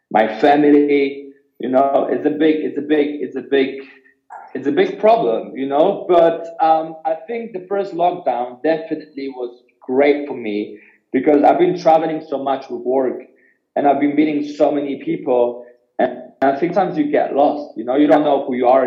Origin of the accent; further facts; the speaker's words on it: Poland; moved away; I was born in Poland